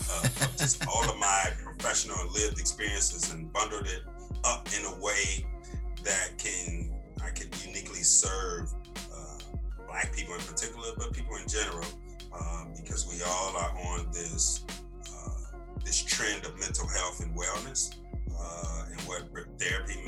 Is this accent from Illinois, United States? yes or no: yes; Chicago, Illinois, United States; moved away as an adult; now in Atlanta, United States; born and raised in Chicago, man, just turned 50 on March 8th. Been in Atlanta 20 years.